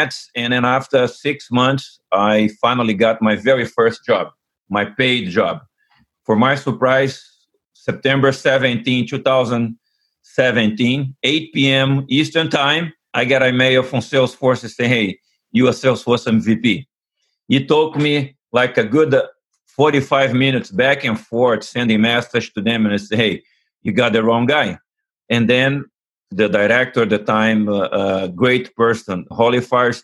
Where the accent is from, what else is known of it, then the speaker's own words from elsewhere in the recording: Rio de Janeiro, Brazil; moved away as an adult; now in United States; I'm originally from Rio de Janeiro, Brazil. I came to the United States in 1988.